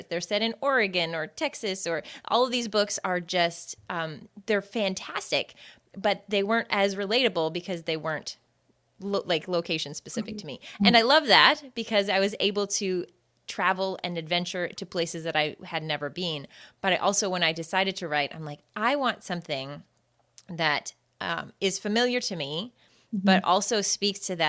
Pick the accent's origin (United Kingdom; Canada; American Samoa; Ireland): Canada; New Brunswick; I am Canadian. I am a resident of New Brunswick, where I always tell people it's north of Maine